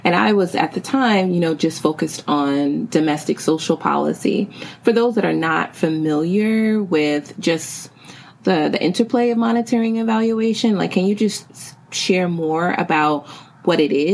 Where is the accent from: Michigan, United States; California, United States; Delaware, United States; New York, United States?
New York, United States; New York City; the Bronx, my hometown and home borough